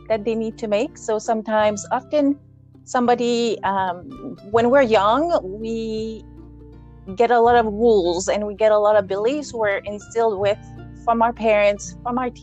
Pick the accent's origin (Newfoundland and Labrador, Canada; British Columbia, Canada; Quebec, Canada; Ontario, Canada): Quebec, Canada; now in Alberta, Canada; I grew up in Quebec, we had a 9-acre raspberry farm